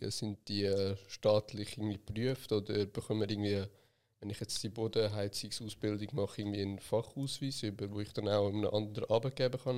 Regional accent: Switzerland; born there; Ich bin in der Schweiz geboren.

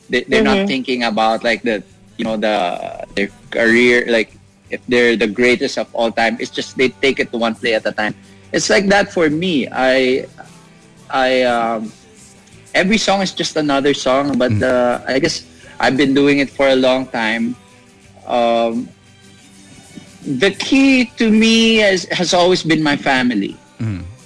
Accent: Laguna, Calabarzon, Philippines; moved away as an adult; now in Pasig, Philippines; I'm originally from Laguna, but I stay in the city for work

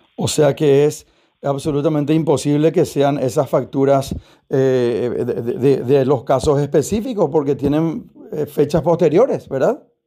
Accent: Paraguay; como paraguayo

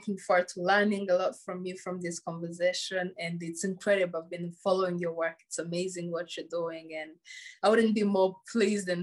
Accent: Rwanda; first language Kinyarwanda; English is a second language; moved away; growing up in Rwanda, like in the village, was the most beautiful thing. Like I was raised by my grandparents

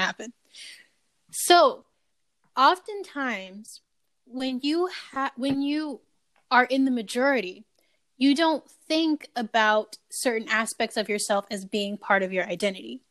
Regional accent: Ohio, United States; being from Ohio

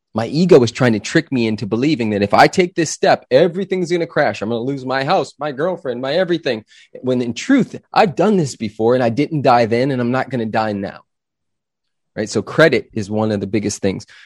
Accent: Los Angeles, California, United States; now in Austin, United States; I grew up in Los Angeles, California.

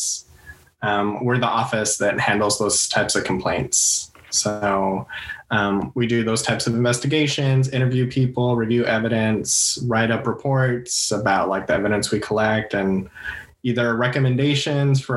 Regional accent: El Paso, Texas, United States; moved away as an adult; also born or lived in Santa Fe, New Mexico; now in California, United States; I'm originally from El Paso, Texas. I grew up there pretty much up until I was 18, graduated from high school. Then I moved out to California

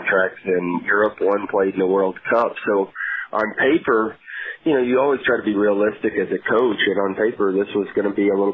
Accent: Memphis, Tennessee, United States; Memphis is home. I'm from here. I'm very close. Always been close to my family. My wife's family's from Memphis. So it's been a dream to be able to continue to coach in my hometown

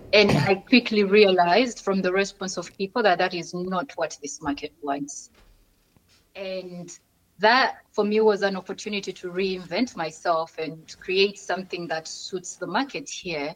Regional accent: Kampala, Central Region, Uganda; born or raised there; moved away as an adult; now in Barcelona, Spain

